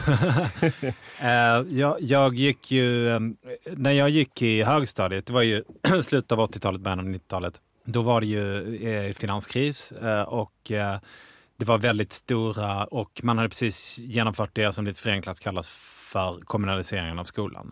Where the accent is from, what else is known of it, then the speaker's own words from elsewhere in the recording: Malmö, Skåne, Sweden; Jag är uppvuxen i Malmö